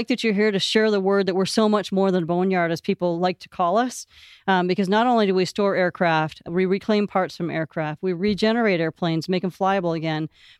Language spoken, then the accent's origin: English; Bel Air, Michigan, United States; I'm originally from Northern Michigan, a little town called Bel Air. Grew up there and went to an engineering college at Michigan Technological University in Houghton, Michigan.